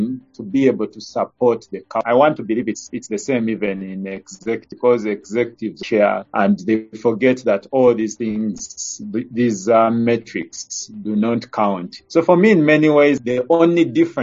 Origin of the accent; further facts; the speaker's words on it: Kajjansi, Central Region, Uganda; I'm a Ugandan. I've grown up here. I was born in Kajansi, just outside Kampala